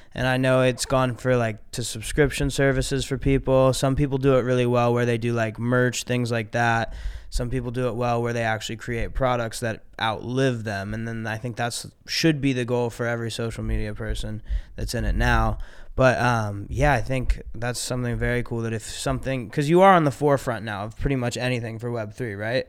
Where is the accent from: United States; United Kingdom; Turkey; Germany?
United States; Ohio; I grew up in Ohio